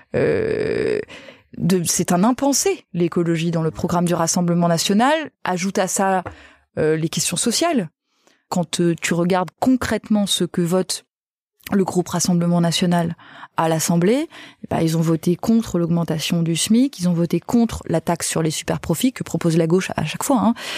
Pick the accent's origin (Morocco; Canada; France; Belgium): France; Nîmes, Occitania; je viens de Nîmes